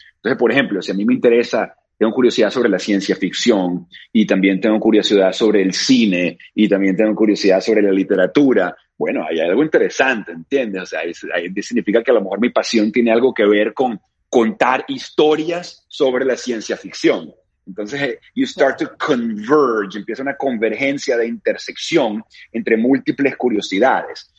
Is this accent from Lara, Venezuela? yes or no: no; Caracas, Capital District, Venezuela; yo me crié en Caracas, Venezuela. I was born in Venezuela